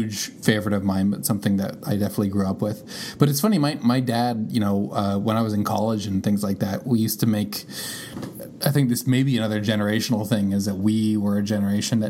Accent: Canada; my dad is from Canada, I'm from Canada, and my family's from Canada

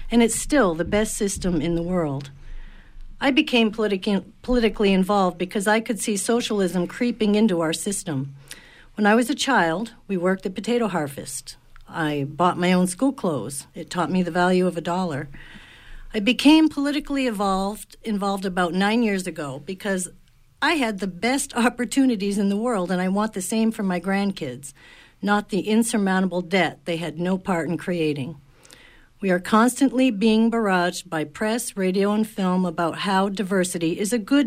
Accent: Aroostook County, Maine, United States; I'm a county girl

